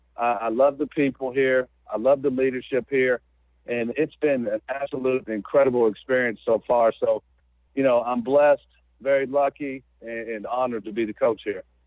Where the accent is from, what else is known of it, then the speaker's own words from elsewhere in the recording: Georgetown, Kentucky, United States; I'm from Georgetown, Kentucky, which is about 30 miles away from Richmond. And you know, at one time, I was a I was a high school player in this state.